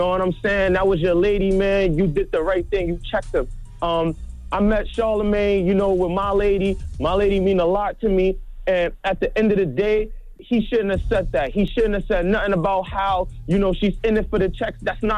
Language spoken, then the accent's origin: English; Brownsville, United States; You know, I told y'all I'm from Brownsville.